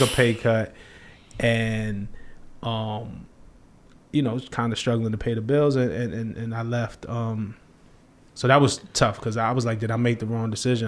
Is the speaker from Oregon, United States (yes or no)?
no; New York City, New York, United States; I'm from Flatbush, Brooklyn